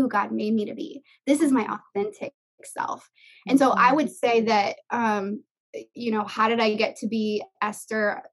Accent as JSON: {"language": "English", "town": "Miami", "region": "Florida", "country": "United States", "tie": "born or raised there", "also_born_or_lived": "Orange County, California", "moved": "as an adult", "lives_now": "California, United States", "said": "when I was 21, I moved from South Florida out of the house I was born and raised in."}